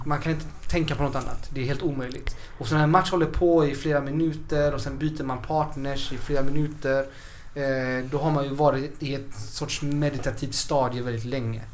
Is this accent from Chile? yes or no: yes; Chile; now in Sweden; vi i Chile